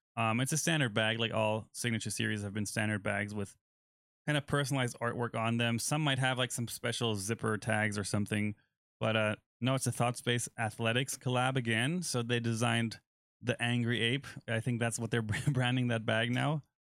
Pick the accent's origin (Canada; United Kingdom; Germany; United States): Germany; moved away; my home country